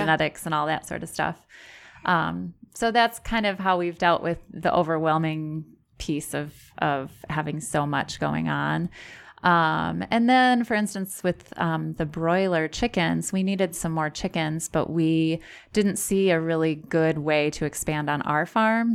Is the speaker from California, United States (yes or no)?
no; Sterling, Illinois, United States; moved away as an adult; also born or lived in Platteville, Wisconsin; now in Brodhead, United States; I grew up in Sterling, Illinois